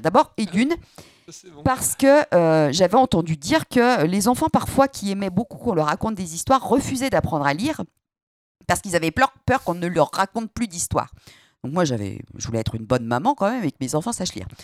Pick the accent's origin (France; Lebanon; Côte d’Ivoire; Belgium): France; Saint-Étienne, Auvergne-Rhône-Alpes; en tant que stéphanoise euh, pure souche, avec euh, des arrière-grands-parents mineurs